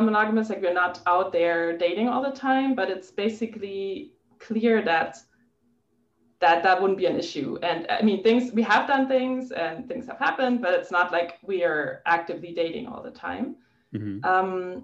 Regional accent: Germany; English is a second language; moved away as an adult; now in Los Angeles, United States; I'm from Germany.

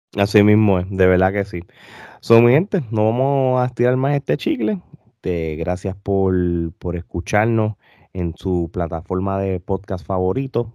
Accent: Puerto Rico; Nosotros como puertorriqueños

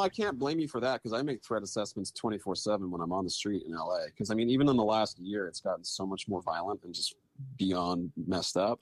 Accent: Bay Area, California, United States; also born or lived in Chicago; now in Los Angeles, United States; I'm from the Bay Area, and I moved down to L A.

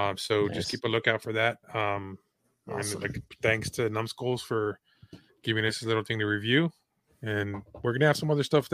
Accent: San Antonio, Texas, United States; So I'm from San Antonio.

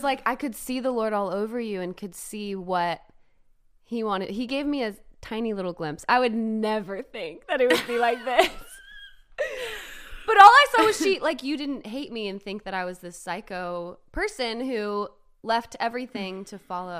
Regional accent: Los Angeles, California, United States; moved away as an adult; also born or lived in Nashville, Tennessee; So I grew up in Los Angeles, California. Started dancing when I was 4.

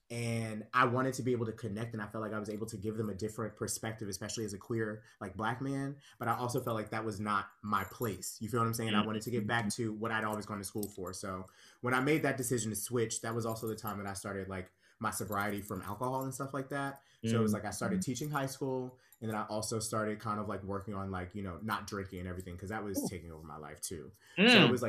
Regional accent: Pittsburgh, Pennsylvania, United States; now in New York, United States; because I feel like I came from Pittsburgh, I went to the Pit, I was there for 2 years, and that's basically what that cycle was.

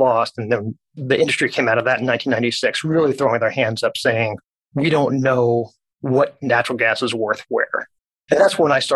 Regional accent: Dallas, Texas, United States; I was born and raised in Dallas

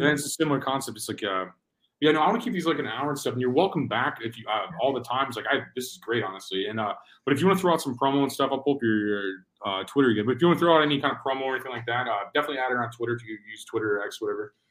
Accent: Missouri, United States; I'm from Missouri, we have similar values probably

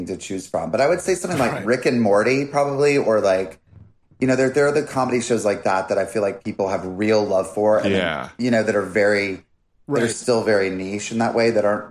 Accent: North Carolina, United States; growing up in North Carolina

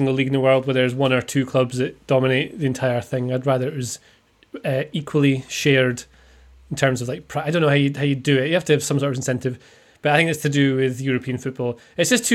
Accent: Aberdeen, Scotland, United Kingdom; I'm from Aberdeen

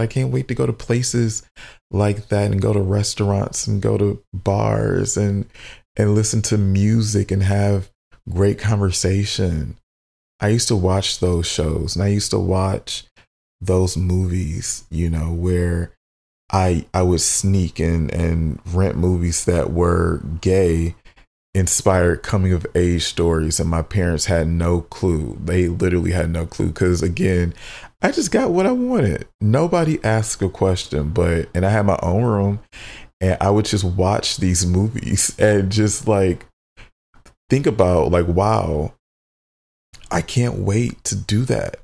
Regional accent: Southfield, Michigan, United States; we grew up in Southfield, Michigan. So I, which is a suburb of Detroit

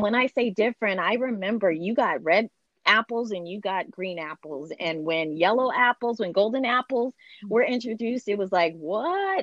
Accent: Seattle, Washington, United States; also born or lived in Brooklyn, New York / Bremerton, Washington; now in California, United States; I grew up in Seattle

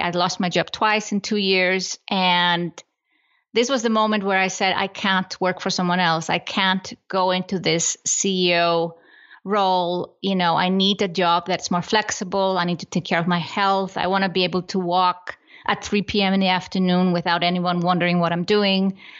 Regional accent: Iceland; moved away as an adult; now in Switzerland; I come from Iceland

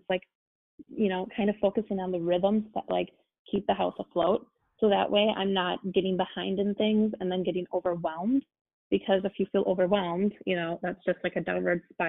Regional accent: United States

